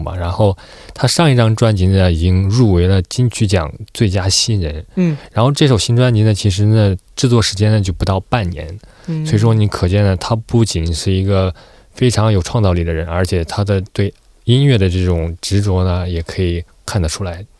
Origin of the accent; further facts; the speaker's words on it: China; 因为同时身为中国人的话呢，